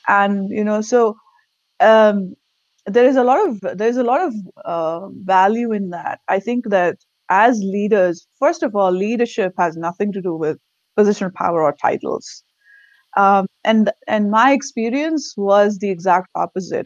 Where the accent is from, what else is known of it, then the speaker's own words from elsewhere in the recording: India; English is a second language; moved away as an adult; now in Virginia, United States; I'm born and raised in India. Lived in different parts of India before moving here